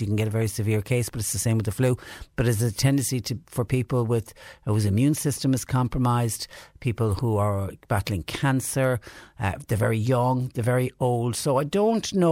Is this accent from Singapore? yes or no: no; Clonmel, Munster, Ireland; also born or lived in Clonakilty; now in Mallow, Ireland; I was born raised in Clonmel, a town that always seemed to flood